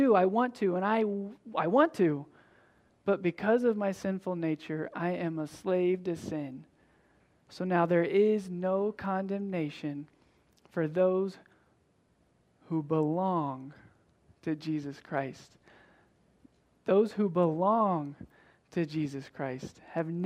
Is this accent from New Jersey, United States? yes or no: no; Tennessee, United States; I'm from Tennessee.